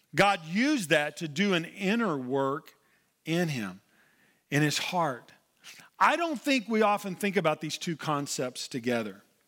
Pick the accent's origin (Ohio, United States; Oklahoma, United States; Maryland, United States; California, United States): Oklahoma, United States; moved away; I'm originally from Oklahoma